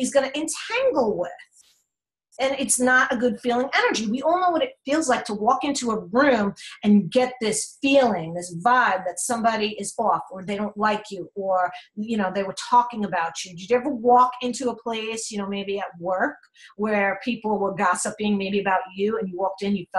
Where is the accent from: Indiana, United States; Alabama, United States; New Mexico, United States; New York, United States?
New York, United States; I'm from New York